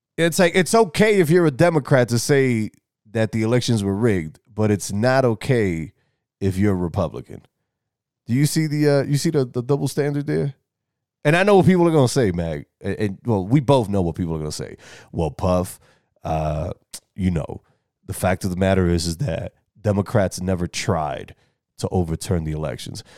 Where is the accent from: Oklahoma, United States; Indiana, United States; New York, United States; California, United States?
New York, United States; New York City; In the Bronx, my hometown, my home, my home borough